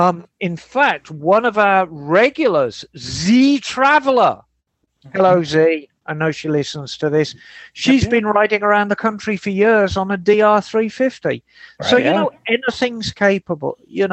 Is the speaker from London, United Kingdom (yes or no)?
no; Glasgow, Scotland, United Kingdom; accent: Glaswegian; I'm a Scotsman from Glasgow, if you like to be precise with the accent, as I know Bagel does.